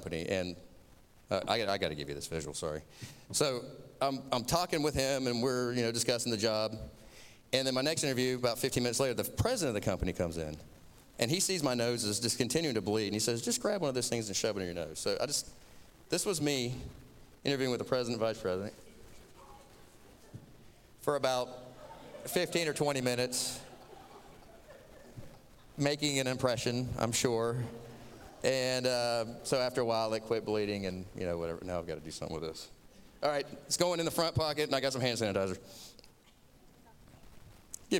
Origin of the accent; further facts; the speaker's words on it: Florida, United States; accent: southern; I'm from Florida. I have a non-regional dialect.